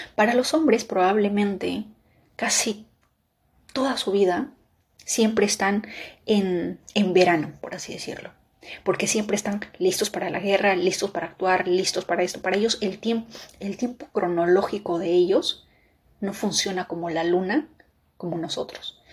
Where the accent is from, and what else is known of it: Peru; moved away